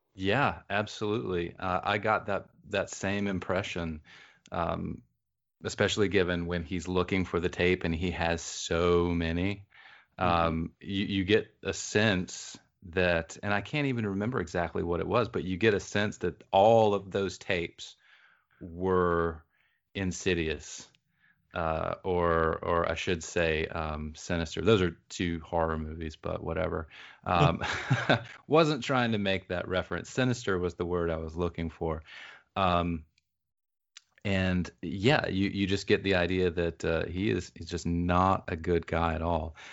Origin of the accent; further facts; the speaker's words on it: the rural South, United States; when I say I grew up in the South, I mean I grew up in the rural South.